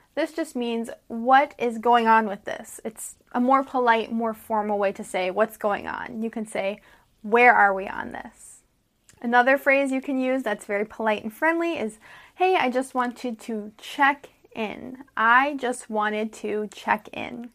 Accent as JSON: {"language": "English", "country": "United States", "said": "I'm an American English teacher"}